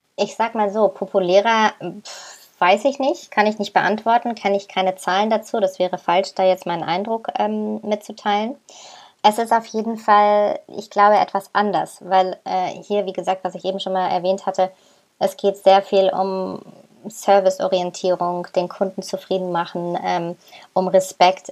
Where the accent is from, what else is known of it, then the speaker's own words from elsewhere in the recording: Germany; moved away as an adult; now in Istanbul, Turkey; bei uns in Deutschland